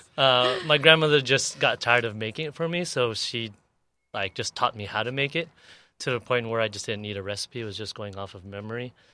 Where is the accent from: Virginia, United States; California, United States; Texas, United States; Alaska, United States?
California, United States; National City; also born or lived in San Ysidro / Paradise Hills; I grew up in National City.